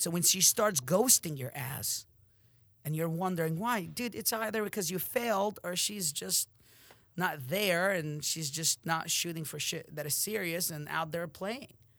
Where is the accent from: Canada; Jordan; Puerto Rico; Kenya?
Jordan; Amman, Amman Governorate; moved away; I'm from Jordan, Amman